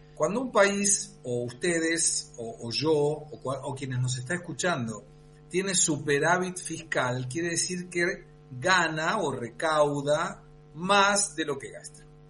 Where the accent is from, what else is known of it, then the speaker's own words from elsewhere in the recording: Argentina; como argentino